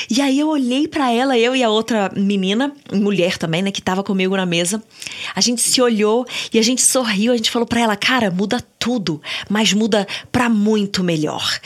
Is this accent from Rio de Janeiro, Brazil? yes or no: yes; Niterói, Rio de Janeiro, Brazil; born there; also born or lived in São Paulo; Eu nasci no, em Niterói, e aí, com uns 6, 7 anos, eu, eu tava virando 7 anos, a gente se mudou para São Paulo.